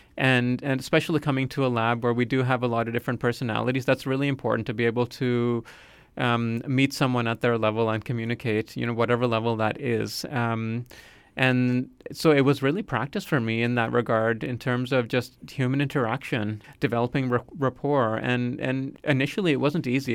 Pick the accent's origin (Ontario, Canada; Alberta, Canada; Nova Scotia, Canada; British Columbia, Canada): Nova Scotia, Canada; also born or lived in United Kingdom / Calgary; I would say I grew up in Nova Scotia because that's where I did most of my schooling